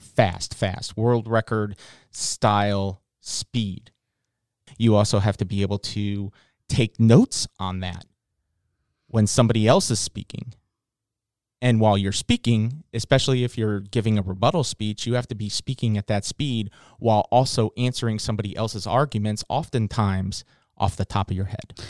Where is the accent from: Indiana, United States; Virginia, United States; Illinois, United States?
Virginia, United States; Virginia Beach; I grew up in Virginia Beach in, in, in Norfolk area.